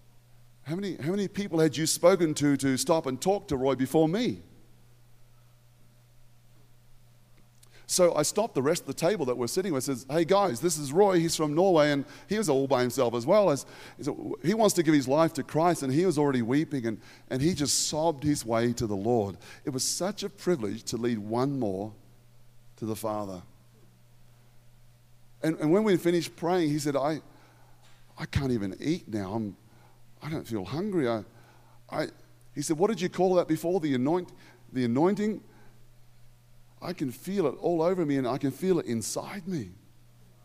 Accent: Australia; in Australia, we have the word fair dinkum

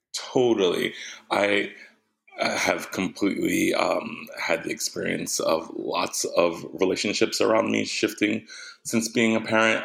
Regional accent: Jersey City, New Jersey, United States; moved away as an adult; I was born in Jersey City, New Jersey. I'm a Jersey boy.

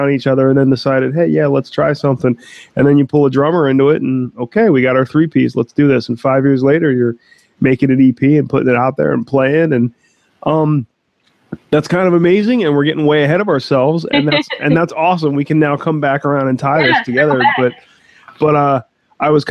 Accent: East Coast, United States; East Coasters. We're just angry

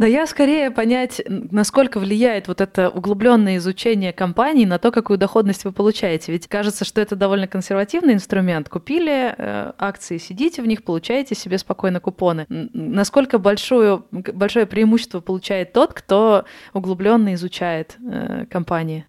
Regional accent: Moscow, Russia; Москва, мой родной город

